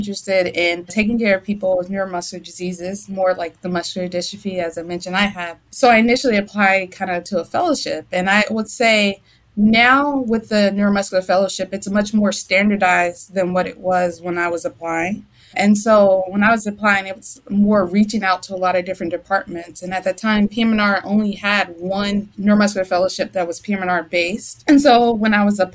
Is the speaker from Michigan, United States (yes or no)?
no; Durham, North Carolina, United States; moved away as an adult; also born or lived in St. Louis / Chicago; now in Columbia, Missouri, United States; I'm from North Carolina. I'm from Durham, North Carolina.